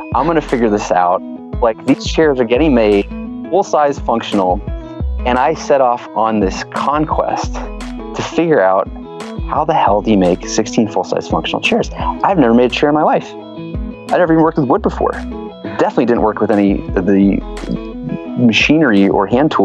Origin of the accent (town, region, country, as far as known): a little town outside of Atlanta, Georgia, United States; born or raised there; now in San Francisco, United States